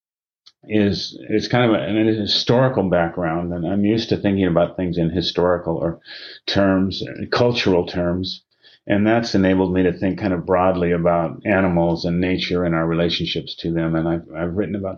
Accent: Seattle, Washington, United States; also born or lived in Minneapolis, Minnesota; I'm a Pacific Northwest native. I was born in Minneapolis, but grew up in Seattle.

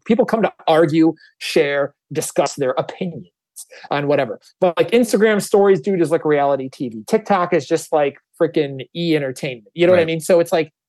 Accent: Wisconsin, United States; I'm from Wisconsin too.

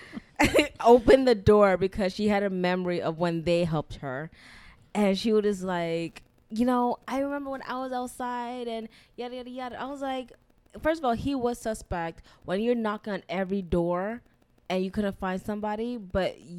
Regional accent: Florida, United States; I'm from Florida

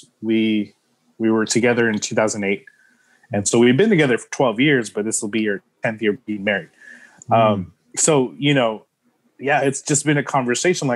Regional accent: San Antonio, Texas, United States; I grew up on the South Side

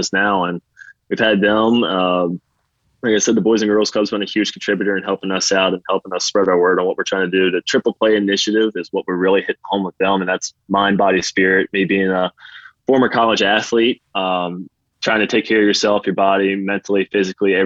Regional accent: Martinsburg, West Virginia, United States; I'm a West Virginia kid. I'm born and raised in West Virginia, and I love that area to death

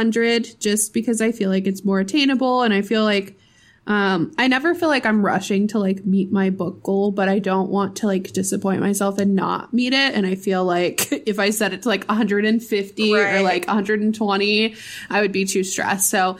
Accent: Pittsburgh, Pennsylvania, United States; moved away; we are from Pittsburgh. The majority of our family lives in Pittsburgh still.

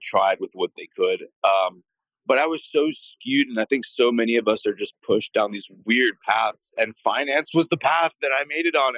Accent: Miami, Florida, United States; also born or lived in San Francisco; Born and raised in Miami

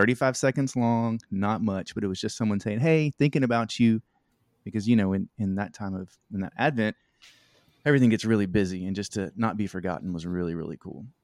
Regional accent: Shreveport, Louisiana, United States; moved away as an adult; also born or lived in Mozambique; now in North Little Rock, United States; we're kind of from the North Louisiana area, Shreveport, Mansfield area

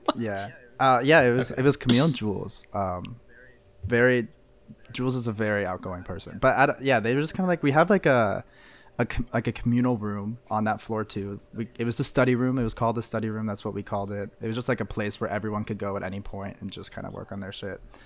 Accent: Missouri, United States; moved away as an adult; also born or lived in St. Louis; now in Savannah, United States; I'm from Missouri

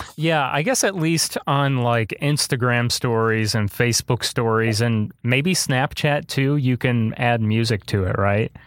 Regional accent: Illinois, United States; my hometown area that I live in, in, in Illinois

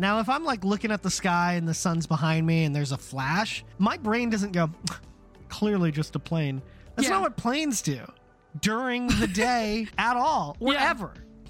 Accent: Germany; born there; I was born in Germany, though, so it might be very strange.

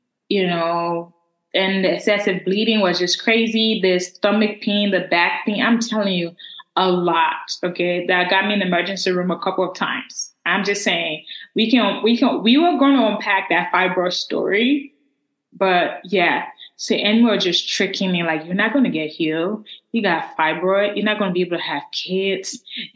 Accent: Liberia; accent: Liberian; that's my Liberian. That's my Liberian accent right there

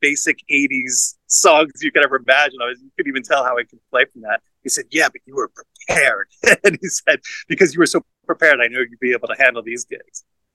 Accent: Long Island, New York, United States; moved away as an adult; also born or lived in Philadelphia; I grew up in Long Island in New York

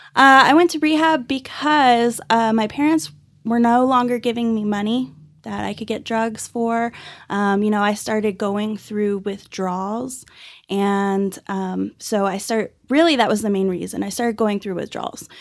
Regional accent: Dallas-Fort Worth area, Texas, United States; also born or lived in Irving, Texas; now in Amarillo, United States; I was actually born and raised in, uh, Dallas-Fort Worth area. I was born in Irving and grew up all over the Metroplex

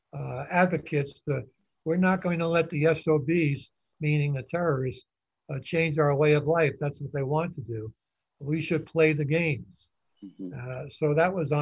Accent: New York City, New York, United States; born and raised in New York

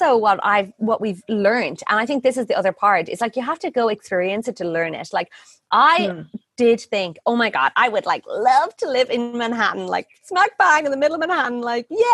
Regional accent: Ireland; moved away as an adult; now in Ubud, Indonesia; I'm Irish.

